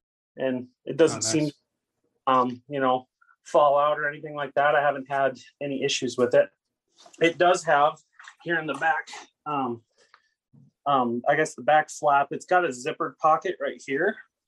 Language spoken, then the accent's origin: English; Montana, United States